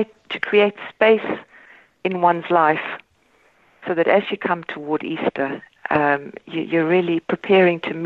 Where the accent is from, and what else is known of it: South Africa; born or raised there; moved away as an adult; now in Ireland